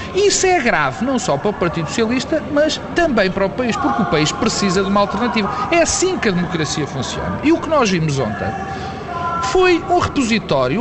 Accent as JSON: {"language": "Portuguese", "country": "Portugal", "said": "como português"}